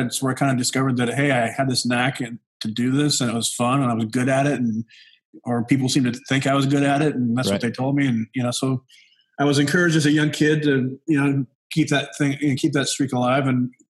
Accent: Wyoming, United States; moved away; also born or lived in Venice Beach, California; I was born and raised in Wyoming, which is a, you know, if you don't know where that's at, it's a state above Colorado. I spent my early childhood in a small oil field camp called Lynch, Wyoming, which is about 60 miles

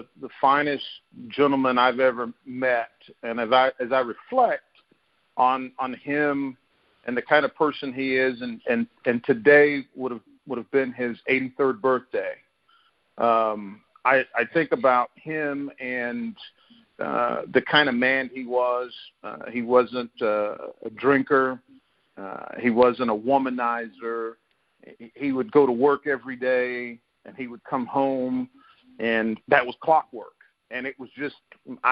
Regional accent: Fletcher, North Carolina, United States; I grew up in Fletcher, North Carolina, which is like 7 miles from Asheville

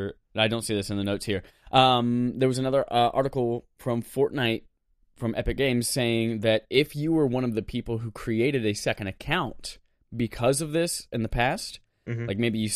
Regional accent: North Carolina, United States; he knows I come from North Carolina.

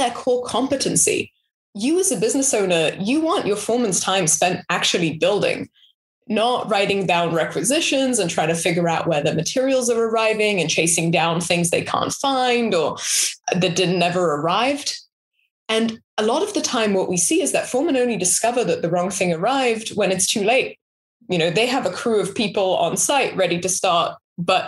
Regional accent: Israel; also born or lived in London; now in United States; I grew up in Israel, and then I moved to London, and then I moved to the US

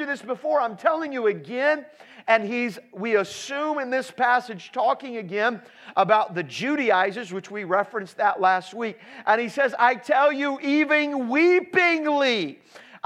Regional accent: Indianapolis, Indiana, United States; I'm from Indianapolis, Indiana

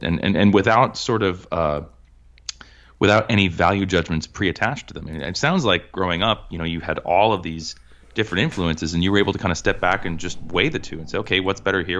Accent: Cambridge, Massachusetts, United States; I grew up in Cambridge, Massachusetts.

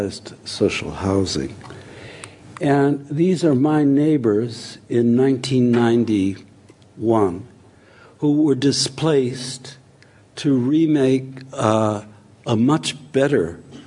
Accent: United States; I grew up in America in something like the welfare state

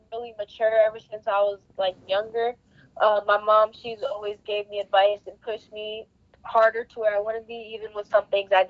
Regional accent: Fredericksburg, Virginia, United States; Fredericksburg, it's my hometown

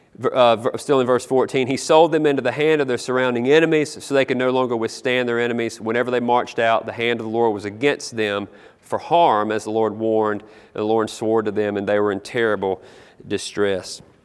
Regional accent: South Carolina, United States; I grew up in South Carolina

